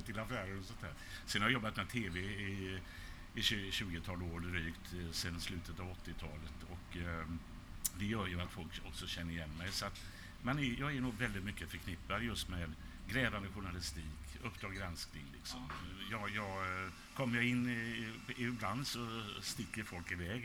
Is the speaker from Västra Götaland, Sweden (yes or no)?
yes; Gothenburg, Västra Götaland, Sweden; jag är uppvuxen i Biskopsgården